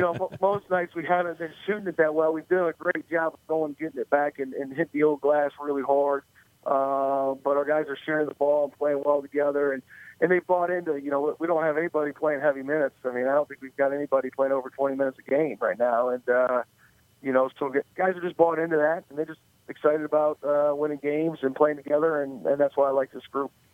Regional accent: Michigan, United States; now in Marietta, United States; I grew up in Michigan, so I'm a Lions fan

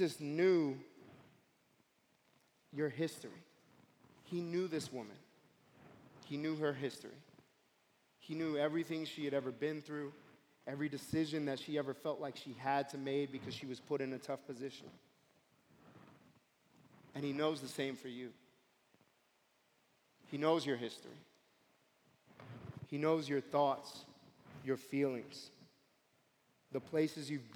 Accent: New York City, New York, United States; moved away as an adult; now in Springfield, United States; I grew up in Brooklyn, and specifically, I grew up in a part of Brooklyn called East New York

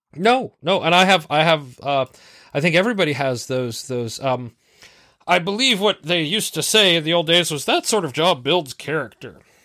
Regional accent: North Carolina, United States; accent: southern; also born or lived in Pennsylvania; I was born in Pennsylvania, and we moved to North Carolina when I was, like, four

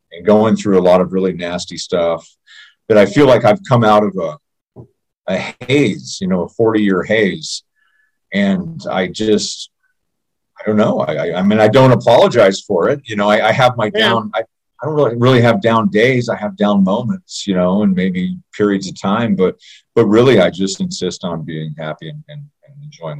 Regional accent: Jackson, Tennessee, United States; also born or lived in Miami, Florida; now in Idaho, United States; I was born in Tennessee, real close to Missouri. I was West Tennessee, just outside of Memphis, in a little town, not a little town. Yeah, I guess it's a little town called Jackson, Tennessee

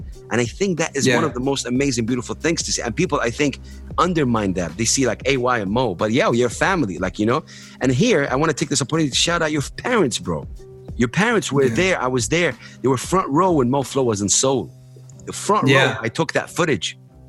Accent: Saudi Arabia; I grew up in Saudi, I'm here, I speak English, it's so confusing.

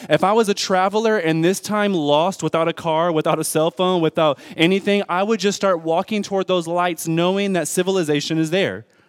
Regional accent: Detroit, Michigan, United States; I'm from Detroit Public School Systems

